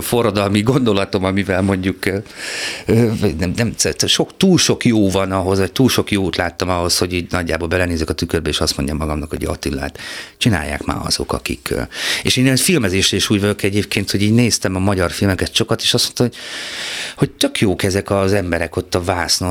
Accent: Szirma, Borsod-Abaúj-Zemplén, Hungary; ezzel szírmán nem nagyon foglalkoztak, ahol születtem

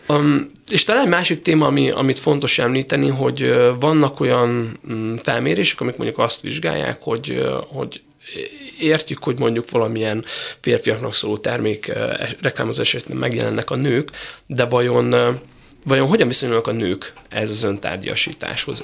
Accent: Szeged, Csongrád-Csanád, Hungary; én ugye Szegedről jöttem

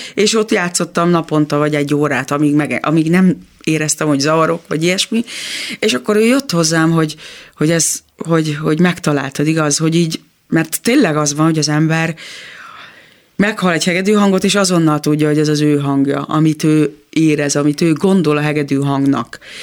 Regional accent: Kecskemét, Bács-Kiskun, Hungary; a Kecskeméti Kodály iskolában ö, minden teremben volt zongora, úgyhogy nagy szerencsénk volt, mert ott tényleg mindenki zongorázott

